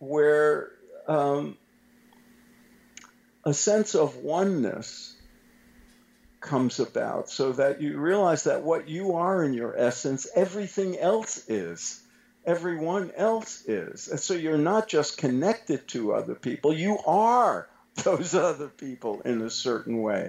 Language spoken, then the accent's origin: English; New York City, New York, United States; I grew up in Brooklyn in a very racially and ethnically mixed world when I was a little boy